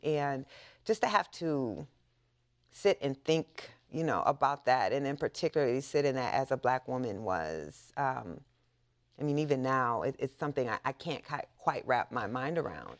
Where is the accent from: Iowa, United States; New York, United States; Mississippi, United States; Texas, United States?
Iowa, United States; Waterloo; I grew up in the Midwest in a small town, uh, called Waterloo, Iowa.